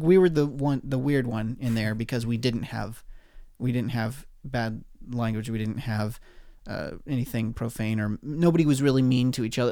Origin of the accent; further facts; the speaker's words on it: Oregon, United States; moved away; Oregon, my home state